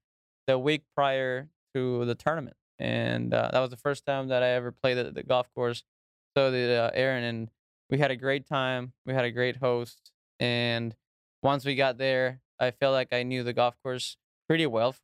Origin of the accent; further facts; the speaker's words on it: Reynosa, Tamaulipas, Mexico; I'm from Reynosa, Mexico. That's where I grew up.